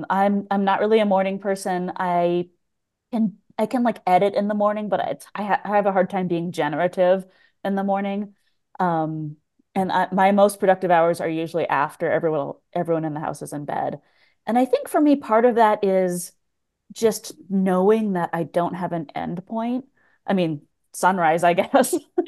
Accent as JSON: {"language": "English", "region": "Pacific Northwest", "country": "United States", "tie": "born or raised there", "said": "I grew up in the Pacific Northwest, and I was not a person who traveled a lot really until like after college."}